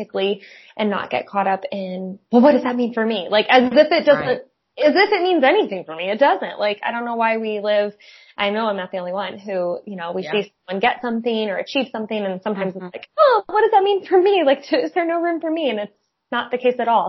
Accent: South Bend, Indiana, United States; also born or lived in Goshen, Indiana; I went to Penn High School, so Granger, South Bend area

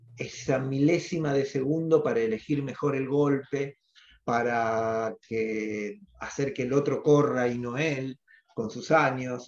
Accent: Argentina; los argentinos somos deportistas

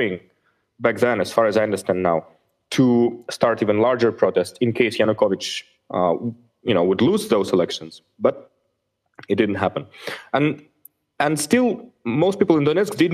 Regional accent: Bishkek, Kyrgyzstan; Bishkek, my hometown

